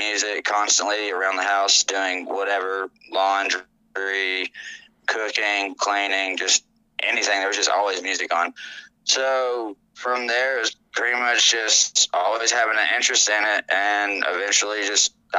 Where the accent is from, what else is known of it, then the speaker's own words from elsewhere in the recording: Tennessee, United States; moved away as an adult; now in New Mexico, United States; I'm originally from Tennessee. I've been living out in New Mexico since 2019